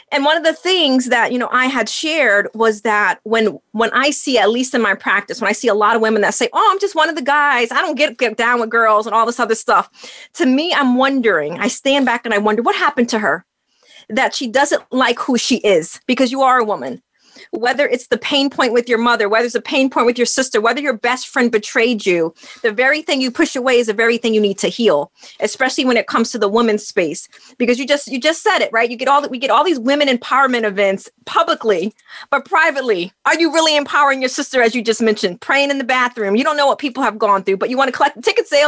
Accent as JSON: {"language": "English", "region": "New York", "country": "United States", "moved": "yes", "said": "I'm originally from New York"}